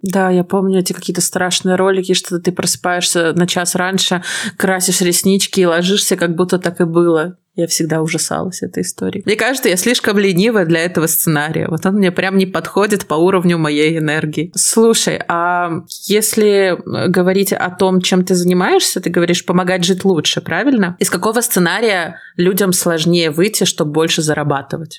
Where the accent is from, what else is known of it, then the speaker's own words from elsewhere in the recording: Belarus; я белоруска